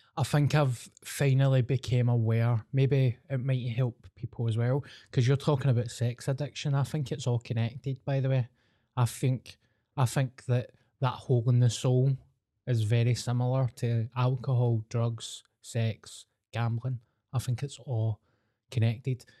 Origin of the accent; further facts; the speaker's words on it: Scotland, United Kingdom; I'm the …